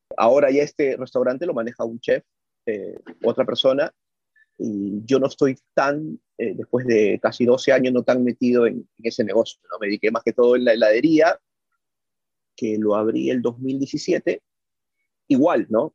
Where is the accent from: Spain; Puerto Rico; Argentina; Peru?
Peru; moved away as an adult; now in United States; mi background, que soy peruano